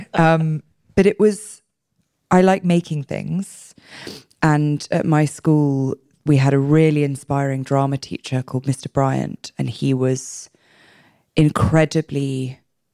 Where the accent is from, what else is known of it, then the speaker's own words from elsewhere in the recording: London, United Kingdom; I was born and raised in London, England